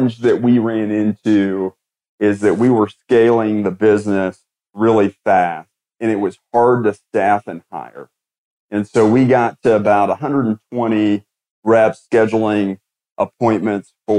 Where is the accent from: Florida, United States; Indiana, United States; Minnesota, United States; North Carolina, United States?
Indiana, United States; Indianapolis; grew up in Indianapolis, Indiana